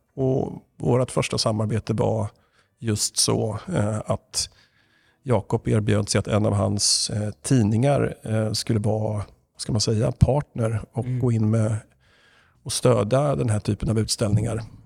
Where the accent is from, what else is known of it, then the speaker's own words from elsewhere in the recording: Östergötland, Sweden; now in Stockholm, Sweden; jag var från Östergötland, där jag ju är ifrån. Blir på lite extra med dialekten om det nu behövs